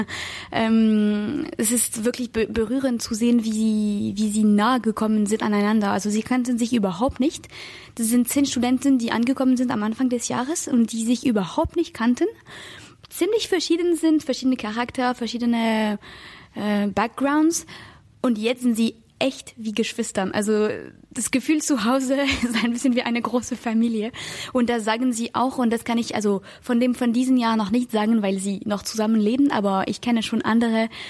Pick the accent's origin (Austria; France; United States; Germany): France; moved away; ich komme aus Frankreich